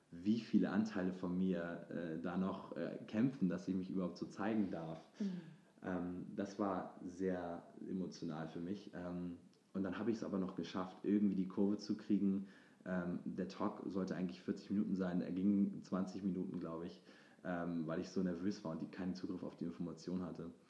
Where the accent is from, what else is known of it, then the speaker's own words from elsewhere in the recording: Hamburg, Germany; dass ich zu Hause gemacht habe, also in meiner Heimatstadt, in Hamburg, und dass ich da ähm, auf der Bühne stand